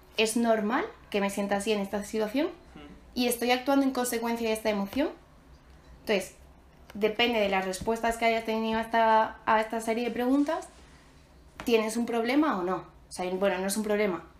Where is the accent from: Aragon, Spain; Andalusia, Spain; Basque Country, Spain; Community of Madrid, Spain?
Andalusia, Spain; Málaga; soy de Málaga